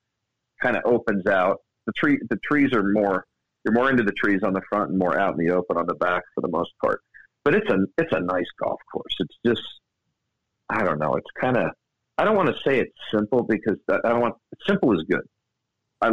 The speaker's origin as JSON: {"language": "English", "town": "Baltimore", "region": "Maryland", "country": "United States", "tie": "born or raised there", "said": "Not only is it in my home state, it's in my home city where I was born, Baltimore. That makes me a Baltimorean"}